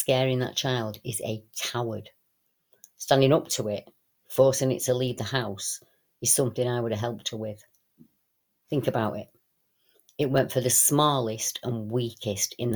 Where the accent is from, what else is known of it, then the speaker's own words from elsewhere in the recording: Salford, North West England, United Kingdom; my hometown in Salford